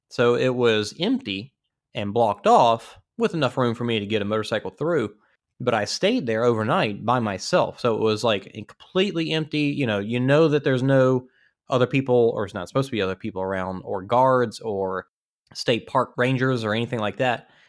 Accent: Louisiana, United States; I'm from Louisiana

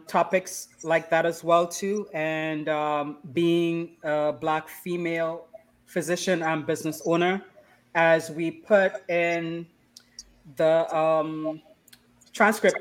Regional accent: Roxborough, Tobago, Trinidad & Tobago; I was born in Tobago as well. Born and raised in Tobago

